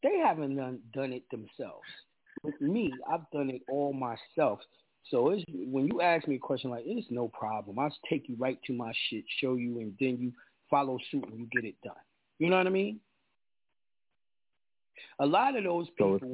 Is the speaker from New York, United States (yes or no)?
yes; New York, United States; I'm a New Yorker. You know, a lot of people around America don't like New Yorkers. I'm New Yorker to the T